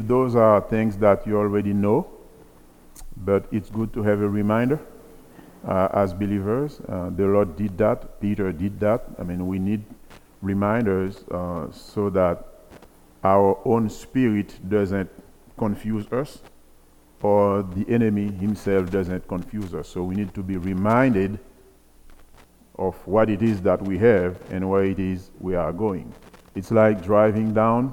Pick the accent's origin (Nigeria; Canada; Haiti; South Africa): Haiti; moved away as an adult; also born or lived in Iowa / Illinois; now in Fargo, United States; I'm originally from Haiti. I came to the U.S. in 94